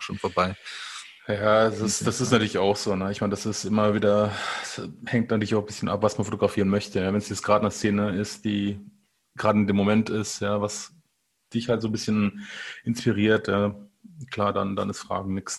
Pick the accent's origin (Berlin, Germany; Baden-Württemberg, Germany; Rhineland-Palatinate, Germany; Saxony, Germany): Rhineland-Palatinate, Germany; ich, ich, bin aus der Pfalz